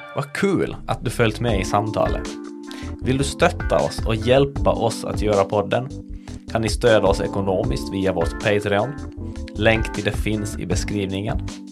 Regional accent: Kvevlax, Ostrobothnia, Finland; moved away; min hemby Kvävlax och prata den dialekt jag är uppvuxen med

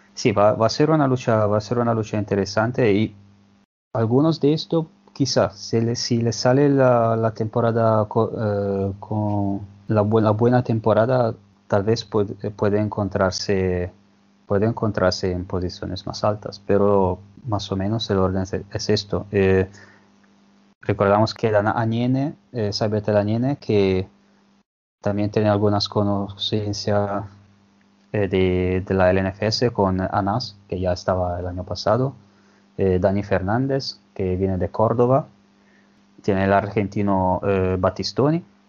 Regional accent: Genoa, Liguria, Italy; Yo que soy de Genova

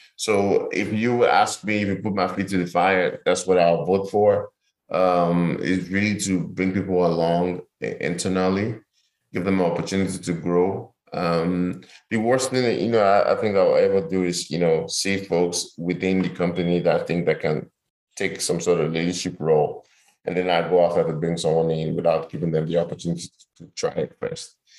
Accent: Lagos, Nigeria; also born or lived in United States; I grew up in Nigeria. I grew up in Lagos. Grew up in Surulere

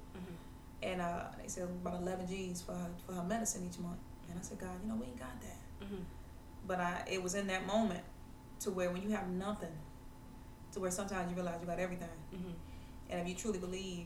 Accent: Savannah, Georgia, United States; Born and raised in Savannah. I love my city

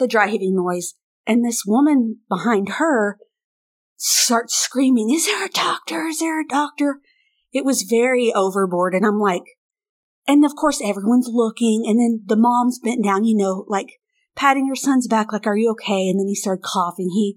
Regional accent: United States; I'm American

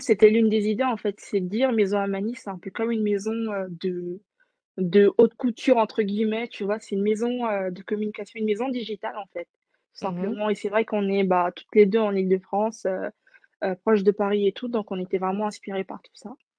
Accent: French Guiana; je suis née, j'ai grandi en Guyane

